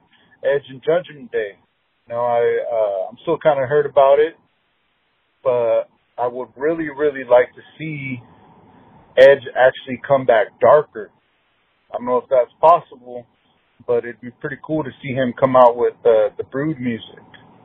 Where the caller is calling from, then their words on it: California, United States; I'm from California, Northern California.